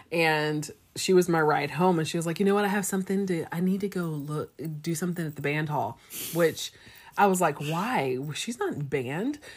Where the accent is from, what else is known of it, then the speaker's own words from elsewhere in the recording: East Texas, United States; my hometown is the same town where our junior college was